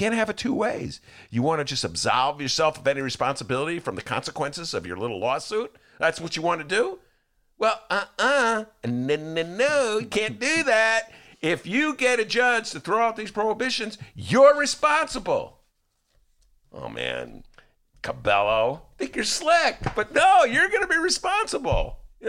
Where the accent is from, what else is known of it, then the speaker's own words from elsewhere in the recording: Gary, Indiana, United States; I grew up in Gary.